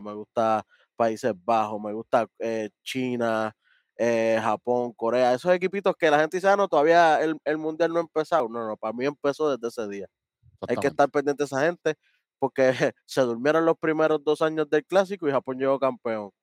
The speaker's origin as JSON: {"language": "Spanish", "country": "Puerto Rico", "said": "Somos puertorriqueños"}